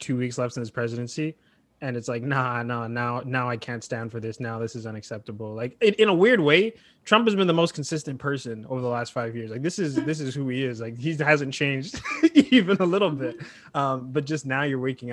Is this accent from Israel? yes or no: no; Canada; I'm just a Canadian